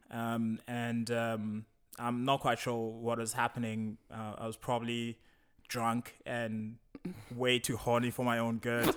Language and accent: English; South Africa; moved away as an adult; now in Berlin, Germany; I'm from Africa, South Africa, and, uh, I've been living in Berlin for quite a while